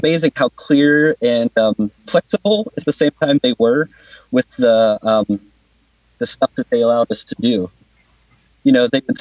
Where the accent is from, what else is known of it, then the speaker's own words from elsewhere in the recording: Pennsylvania, United States; now in Wellington, New Zealand; my home state of Pennsylvania